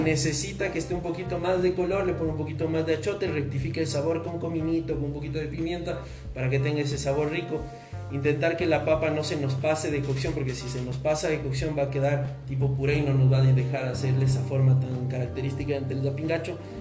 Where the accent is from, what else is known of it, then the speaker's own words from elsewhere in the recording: Ecuador; nosotros los ecuatorianos nos caracterizamos por ser gente trabajadora